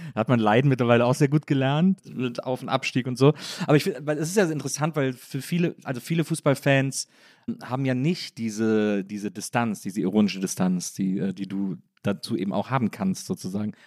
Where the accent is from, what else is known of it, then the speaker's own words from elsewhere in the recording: Wesseling, North Rhine-Westphalia, Germany; ich komme eigentlich aus Wesseling zwischen Köln und Bonn